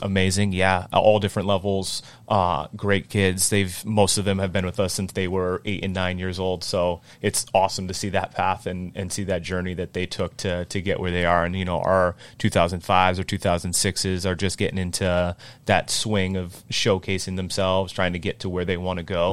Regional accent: North Attleboro, Massachusetts, United States; growing up in North Attleboro

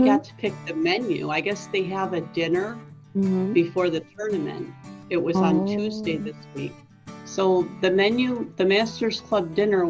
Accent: United States; from the United States.

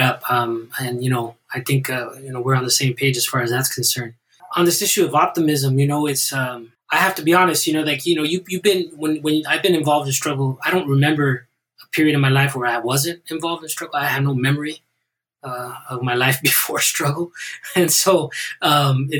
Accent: Southern California, United States; I'm a Chicano from Southern California

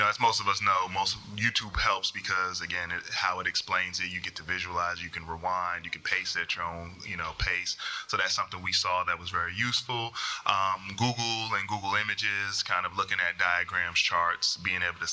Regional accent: North Carolina, United States; I'm from North Carolina

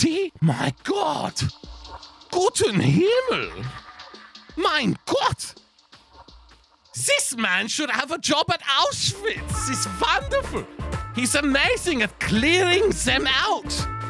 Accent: Australia; I love being an Australian.

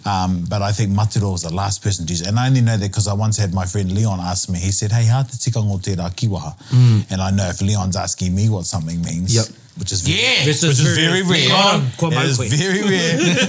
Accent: Australia; now in New Zealand; And I've just been in Australia for 2.5 weeks and I grew up in Australia and, hearing the accent there, I forgot what it sounded like.

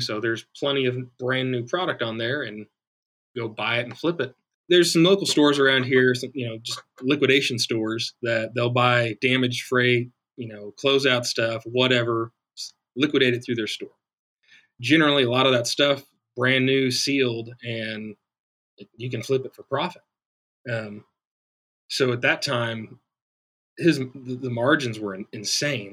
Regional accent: Olathe, Kansas, United States; Olathe, Kansas, born and raised

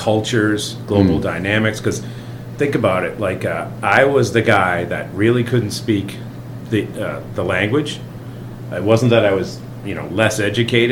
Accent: United States; As an American

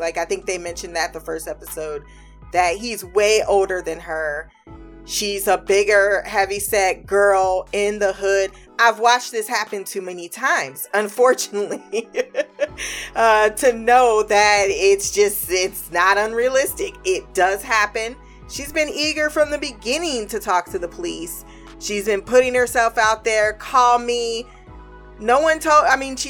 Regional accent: Ohio, United States; it's my experience as well, growing up in Midwest Ohio, in the Midwest region

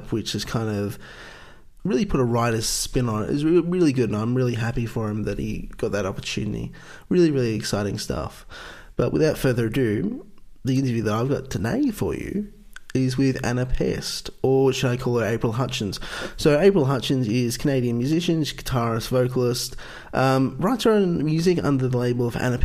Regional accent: Australia; I'm from Australia

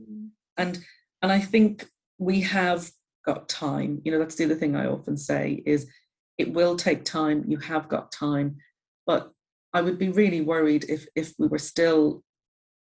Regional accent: Ireland; I'm Irish, so we're very good at stories and leaving things out of stories in Ireland

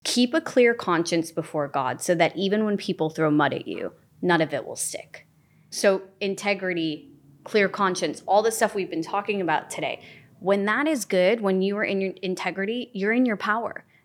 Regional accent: Illinois, United States; moved away as an adult; also born or lived in England; now in Los Angeles, United States; I was born in Illinois. when I was three, my family moved to England. We moved back to Illinois when I was twelve

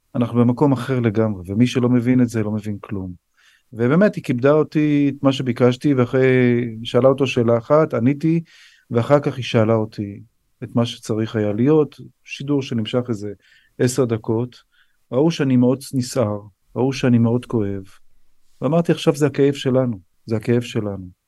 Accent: Israel; also born or lived in United States; now in Ness Ziona, Israel; אני נולדתי פה, אני גדלתי פה, זאת מולדתי

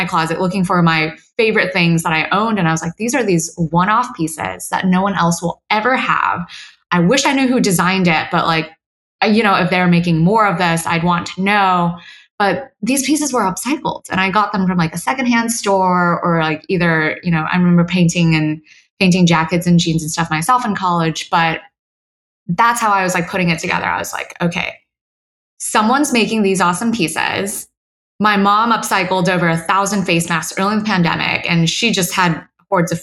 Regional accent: Houston, Texas, United States; I grew up in Houston with my mom

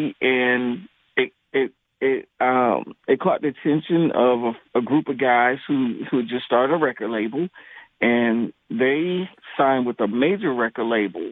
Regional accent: Waynesboro, Georgia, United States; also born or lived in Boston, Massachusetts; I'm from a small town. Well, I was born in Boston, and then I moved down south to a small town called Waynesboro, Georgia

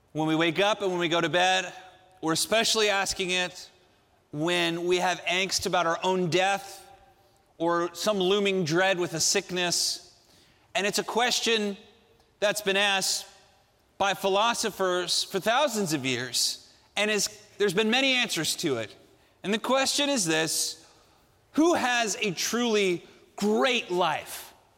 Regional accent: Southern California, United States; I grew up here in Southern California.

